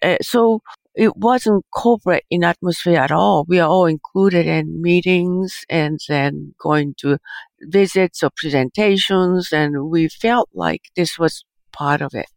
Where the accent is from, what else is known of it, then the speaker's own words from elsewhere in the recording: Japan; moved away; I think my childhood in Japan is I grew up uh, post World War II